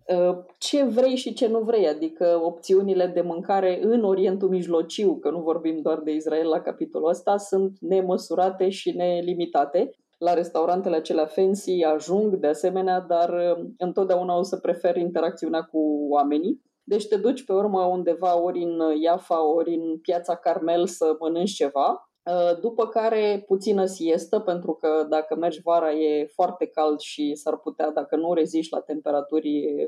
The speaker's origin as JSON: {"language": "Romanian", "town": "Vaslui", "region": "Vaslui County", "country": "Romania", "accent": "Moldavian", "said": "eu sunt din Vaslui, deci pot să vorbesc și cu accent dacă trebuie"}